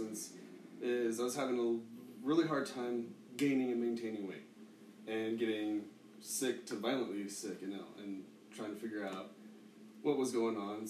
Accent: Boulder, Colorado, United States; I love growing up in Colorado.

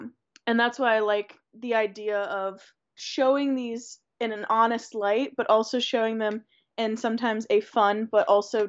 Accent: Ohio, United States; I'm born and raised in Ohio.

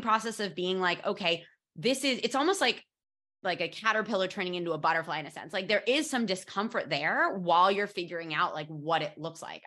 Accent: United States; moved away as an adult; now in Barcelona, Spain; as an American moving to Spain

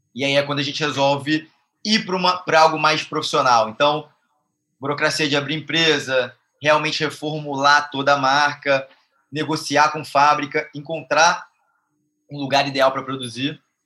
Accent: Rio de Janeiro, Brazil; a marca é daqui, somos cariocas

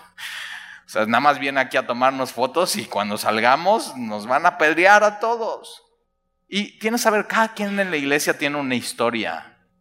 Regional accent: Mexico; nosotros como mexicanos

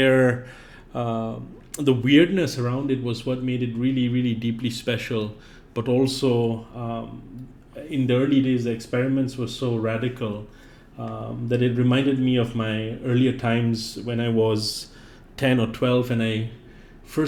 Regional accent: Singapore; moved away as an adult; now in United States; I grew up in Singapore

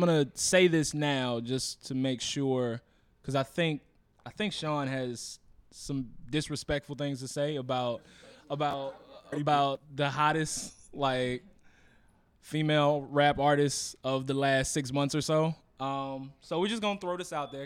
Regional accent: Texas, United States; now in Chicago, United States; I'm from Texas

